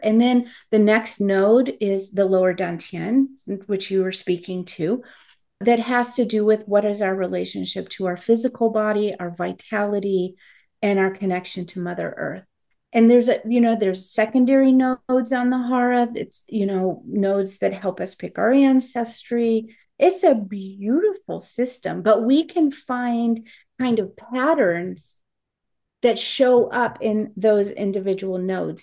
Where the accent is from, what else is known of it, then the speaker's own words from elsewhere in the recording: United States; I am to have been born an American